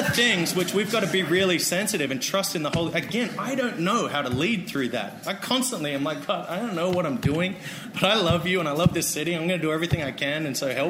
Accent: Australia; moved away as an adult; now in United States; I'm an Australian. I'm white

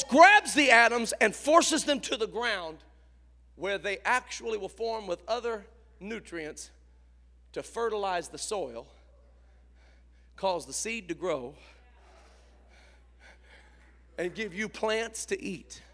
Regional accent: Indiana, United States; I grew up in Indiana. I'm a Hoosier

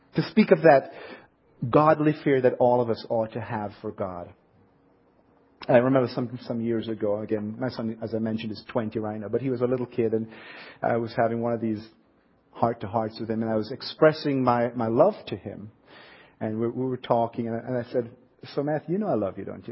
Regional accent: Jamaica; accent: southern accent; now in Ohio, United States; I grew up in Jamaica

